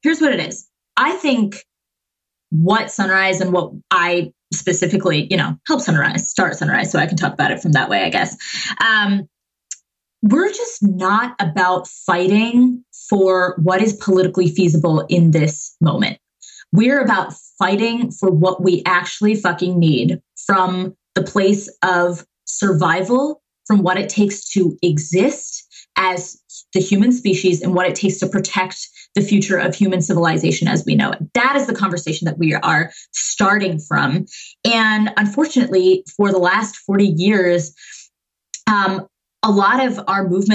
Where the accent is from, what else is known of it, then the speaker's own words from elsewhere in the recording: Massachusetts, United States; I was born and raised in Massachusetts. I was, you know, all those like revolutionary towns outside of Boston